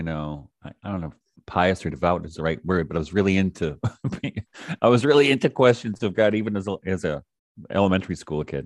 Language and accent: English; Detroit, Michigan, United States; I grew up in Detroit, started off very young as a musician